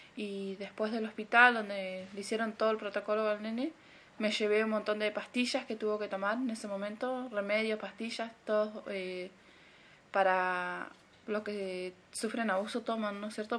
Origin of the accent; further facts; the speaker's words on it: El Bolsón, Río Negro, Argentina; soy de acá de Bolsón, Río Negro, Argentina